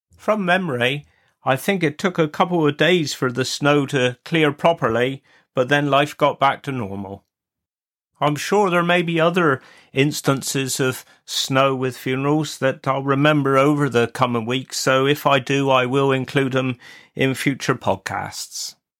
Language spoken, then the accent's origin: English; Wadebridge, South West England, United Kingdom; I was born in Wade Bridge, and I was the first Bray since the seventeen hundreds not to be born in the Witheel Parish